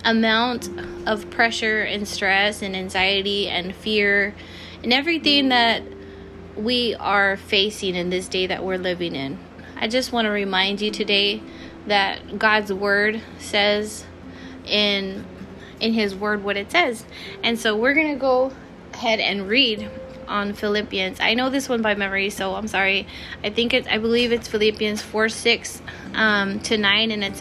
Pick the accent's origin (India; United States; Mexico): United States; Texas; I'm from Texas